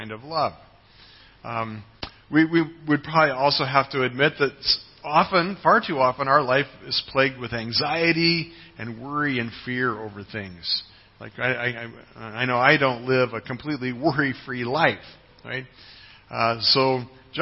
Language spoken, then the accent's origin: English; United States; moved away; my home country, the United States